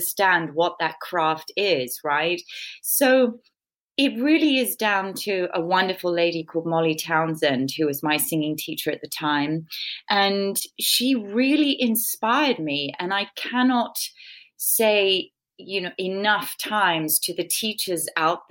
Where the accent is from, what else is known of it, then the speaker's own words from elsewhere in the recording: England, United Kingdom; I'm British